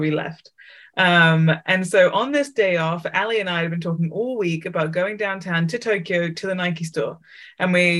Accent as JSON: {"language": "English", "region": "England", "country": "United Kingdom", "said": "I was from England"}